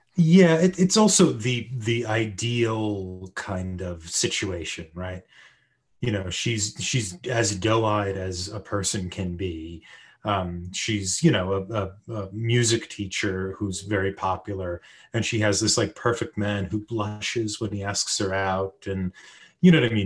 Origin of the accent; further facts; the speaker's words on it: United States; as an American